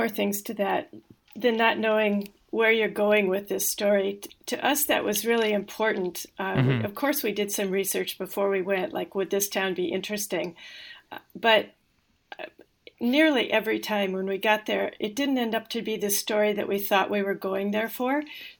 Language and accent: English; Midwest, United States; I think at least I had the advantage of growing up in the Midwest, where it's a great kind of place to grow up, but you always kind of want to leave and see the rest of the world.